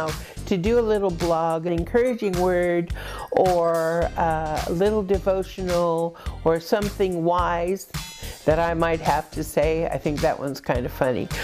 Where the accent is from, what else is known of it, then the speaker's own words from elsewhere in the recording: United States; moved away as an adult; now in United Kingdom; I am an American, however, I am living in the United Kingdom.